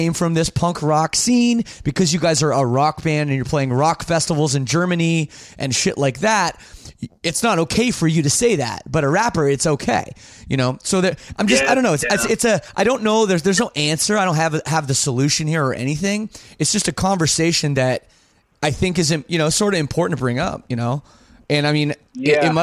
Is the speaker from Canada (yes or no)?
yes; Canada; also born or lived in Windsor, Ontario; It's my right as a Canadian